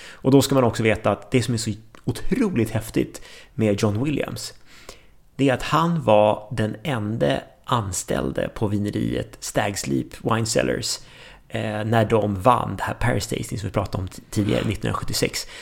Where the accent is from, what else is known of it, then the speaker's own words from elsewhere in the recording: Sweden; som svensk